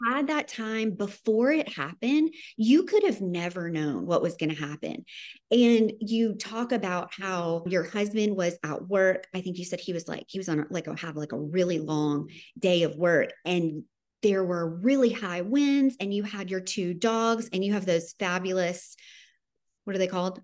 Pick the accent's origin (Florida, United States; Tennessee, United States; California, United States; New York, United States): Tennessee, United States; I'm from Tennessee.